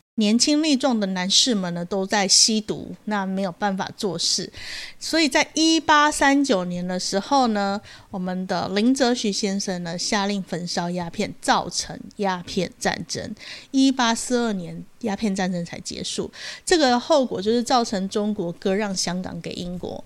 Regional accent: Taiwan; 我们台湾人

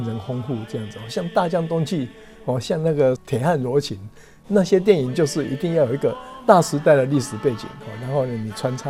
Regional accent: Taiwan; 我们台湾人

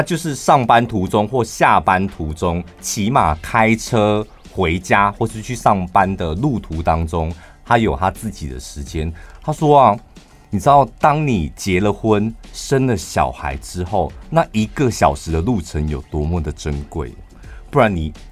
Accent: central Taiwan, Taiwan; accent: Taichung accent; 我们身为中部人

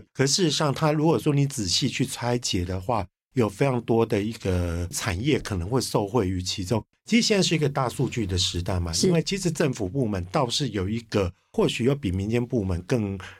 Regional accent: Kaohsiung, Taiwan; 我是高雄人

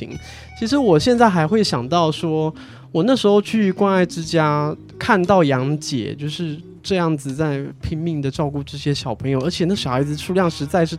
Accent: China; 我们中国人其实，在观念上有一些血缘和血统的坚持。

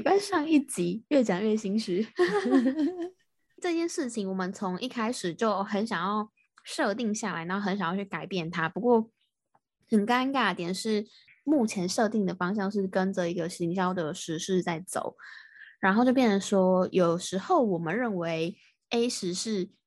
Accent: Taiwan; 我是台湾的

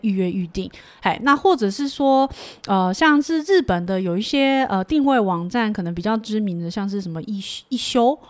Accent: Taiwan; 然后就是说啊你是台湾来的

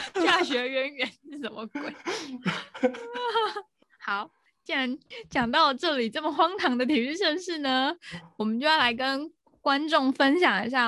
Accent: Taiwan; 我们台湾人一听就会知道说，哦，还有一个意思是，就是台湾独立嘛

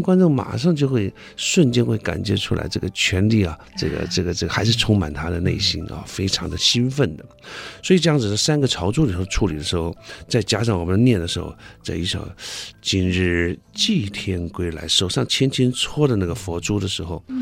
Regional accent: Taiwan; accent: Taiwanese; 因为我们台湾有一个口音

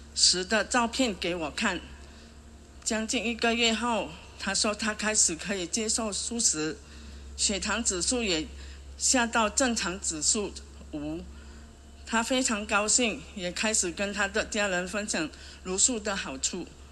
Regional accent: Johor Bahru, Johor, Malaysia; 我是来自马来西亚罗佛新山的灯笼乡，是一位单亲妈妈

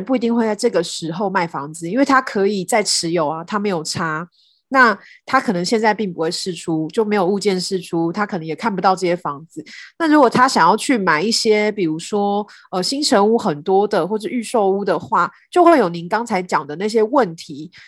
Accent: southern Taiwan, Taiwan; 跟我以前小时候，我是南部人，跟我小时候的认知实在是差很多。

